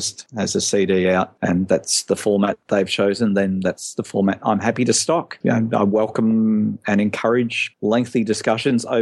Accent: Western Australia, Australia; I was raised in Western Australia

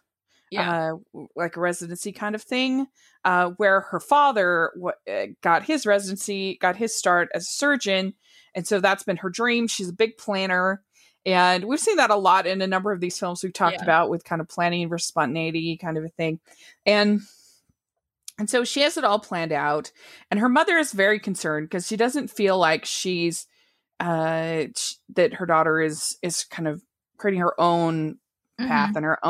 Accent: Utah, United States; I'm from Utah

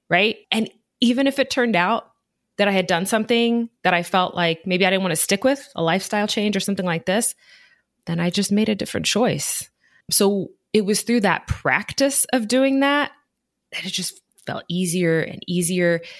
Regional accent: Midwest, United States; I grew up primarily in the Midwest throughout different areas of the United States, Midwest, a few different states. And I was pretty much the only brown person I knew.

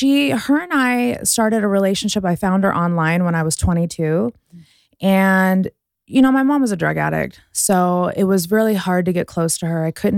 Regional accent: Las Vegas, Nevada, United States; also born or lived in Houston; Vegas. I'm a Vegas girl. Born in Houston, grew up in Vegas.

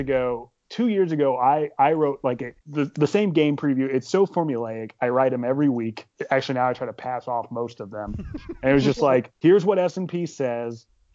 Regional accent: Hendricks County, Indiana, United States; I grew up in Hendricks County. I live here now.

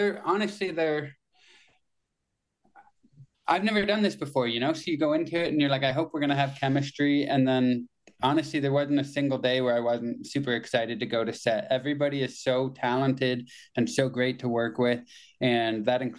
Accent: Kitchener, Ontario, Canada; I worked in one when I was in high school in Kitchener, my hometown

